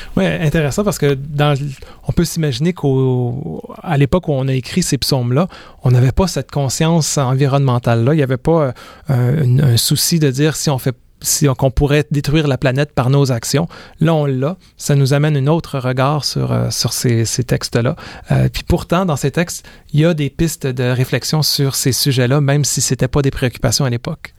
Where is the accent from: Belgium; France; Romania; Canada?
Canada; Quebec; je suis né au Québec en mille neuf cent soixante-dix-huit